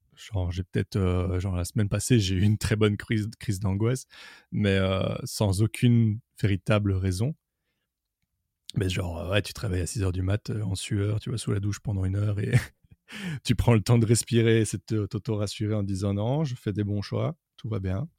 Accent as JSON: {"language": "French", "town": "Brussels", "region": "Brussels-Capital Region", "country": "Belgium", "said": "je suis de Bruxelles"}